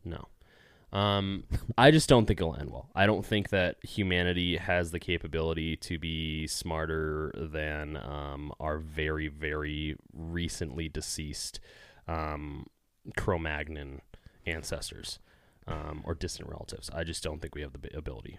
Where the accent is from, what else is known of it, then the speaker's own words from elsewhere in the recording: California, United States; I'm from California